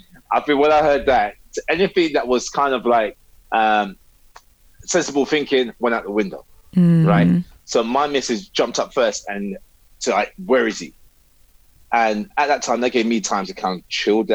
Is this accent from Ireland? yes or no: yes; Cork, Munster, Ireland; We're in Ireland, Cork. So I was born in Cork